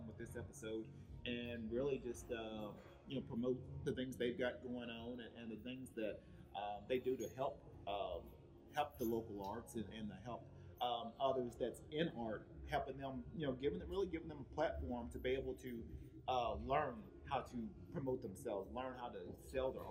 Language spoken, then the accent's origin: English; Cleveland, Tennessee, United States; now in Vista, United States; originally I'm from Cleveland, Tennessee